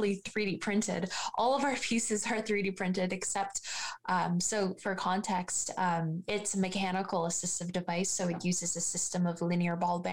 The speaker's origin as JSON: {"language": "English", "town": "Hamilton", "region": "Ontario", "country": "Canada", "tie": "born or raised there", "said": "I'm born and raised in Hamilton. I've gone to school, elementary school here. I've grown up in Hamilton"}